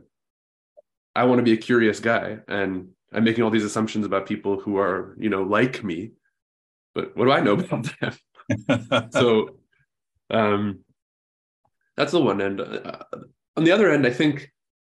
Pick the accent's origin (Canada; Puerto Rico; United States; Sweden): Canada; Vancouver, British Columbia; now in Ontario, Canada; I was born and raised in Vancouver, Canada, which is on the opposite end of the country.